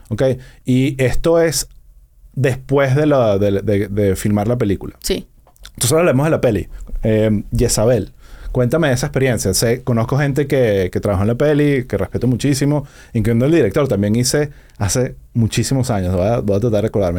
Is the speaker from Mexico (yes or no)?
no; Venezuela; also born or lived in United States; now in Miami, United States; todos somos venezolanos